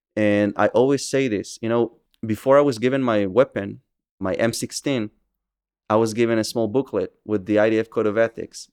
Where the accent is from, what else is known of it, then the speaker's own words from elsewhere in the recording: Safed, Northern District, Israel; also born or lived in Kadim, Samaria (West Bank); I was born and raised in Israel. I was born in Tzfat in the Upper Galilee